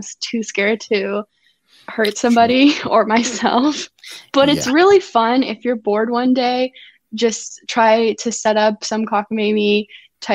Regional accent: Georgia, United States; I'm from Georgia and I have Atlanta driving experience

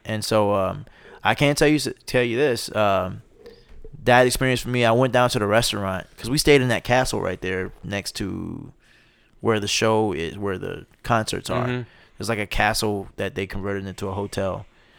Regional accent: the South, United States; I'm from the South, so I need a little seasoning.

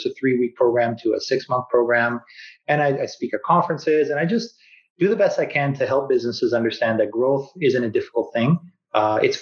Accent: Vancouver, British Columbia, Canada; also born or lived in Kelowna; I was born and raised in Vancouver.

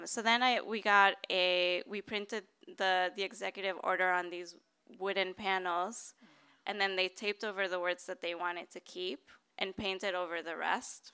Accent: Bogota, Bogotá Capital District, Colombia; now in San Francisco, United States; I grew up middle class in Bogota

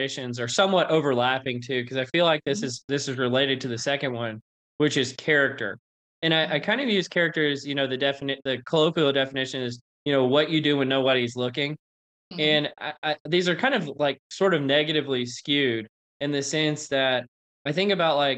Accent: North Louisiana, United States; I grew up in North Louisiana

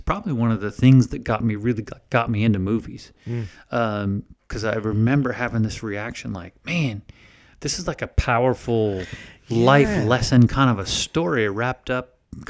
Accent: Winter Park, Florida, United States; I grew up in Florida, so snow and all that, nope, no such thing.

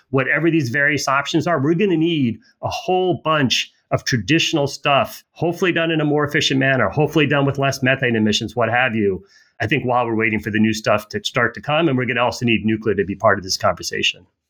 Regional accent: United States; American as as you are

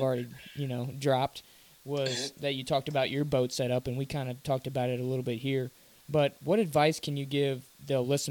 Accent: Missouri, United States; we're from Missouri

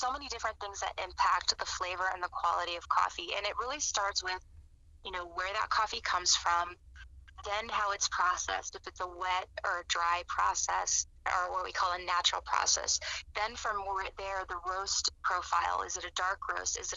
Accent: Cuba; And here we come from Cuba, where all that we know is espresso coffee

